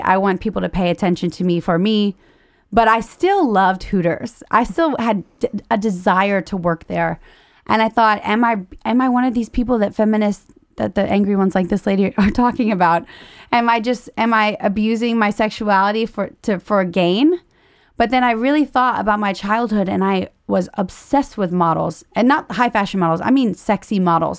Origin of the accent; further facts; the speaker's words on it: Louisiana, United States; I'm broke from Louisiana